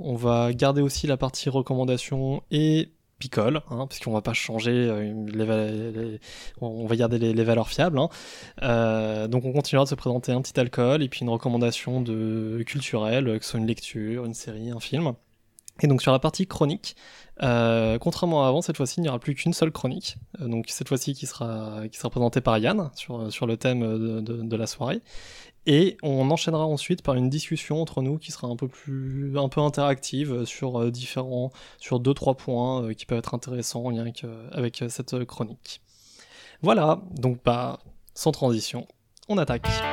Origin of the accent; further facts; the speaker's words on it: Savoy, Auvergne-Rhône-Alpes, France; ce sont mes, origines qui me rappellent à l'ordre en cas d'apocalypse zombie, parce que je, je suis savoyard